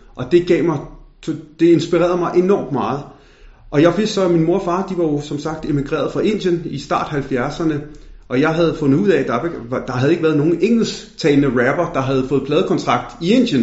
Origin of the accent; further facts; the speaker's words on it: Denmark; Jeg følte ikke, at jeg blev øh, accepteret som dansk